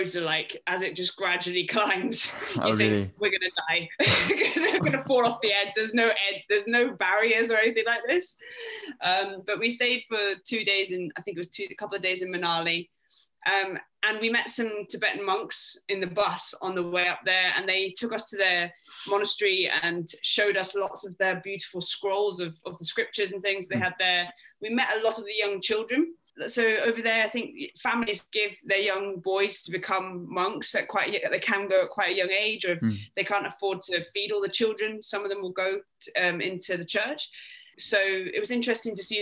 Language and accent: English; Scotland, United Kingdom; now in London, United Kingdom; being Scottish